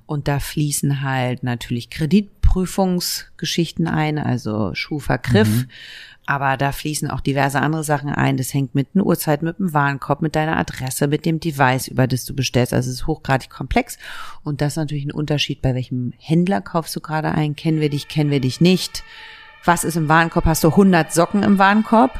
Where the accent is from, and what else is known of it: Berlin, Germany; born or raised there